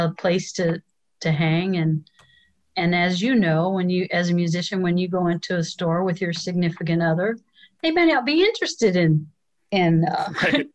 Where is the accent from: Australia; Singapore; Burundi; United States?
United States; Illinois; moved away; I grew up in Illinois